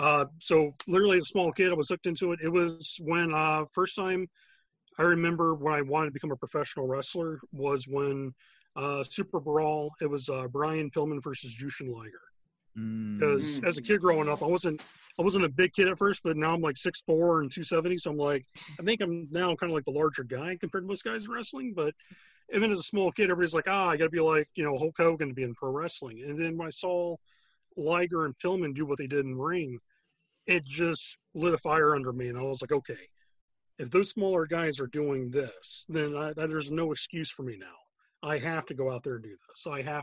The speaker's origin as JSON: {"language": "English", "region": "the South", "country": "United States", "tie": "born or raised there", "said": "I mean, I grew up in the South, so, I mean, it's like, you got, like, Jesus, NASCAR, and wrestling."}